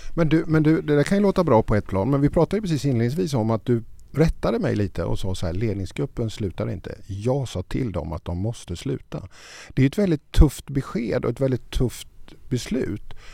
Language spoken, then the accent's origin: Swedish; Småland, Sweden; Född i Småland